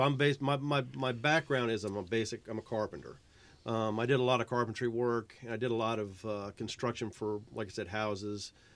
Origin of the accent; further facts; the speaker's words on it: Virginia, United States; moved away as an adult; now in South Carolina, United States; I am from Virginia